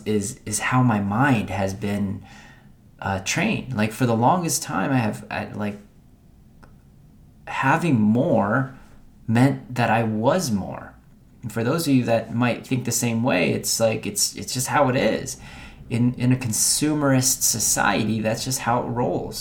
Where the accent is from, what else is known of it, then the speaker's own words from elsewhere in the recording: Philippines; I was born in Philippines